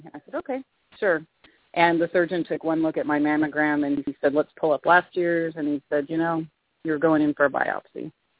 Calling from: Boise, Idaho, United States; I am in Boise, Idaho.

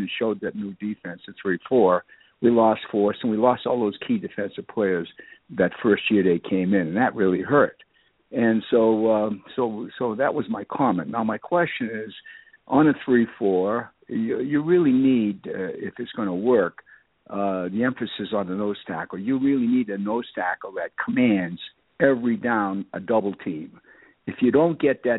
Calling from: Nevada, United States; I'm calling from Nevada

